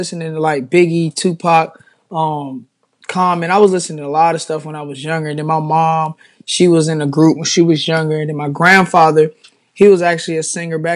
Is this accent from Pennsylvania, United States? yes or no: no; Charlotte, North Carolina, United States; I'm from Charlotte, North Carolina.